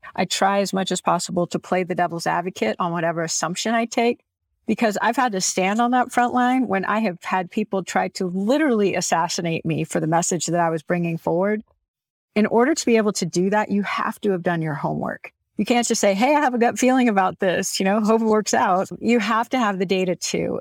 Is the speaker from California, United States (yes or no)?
no; Houston, Texas, United States; I grew up in Houston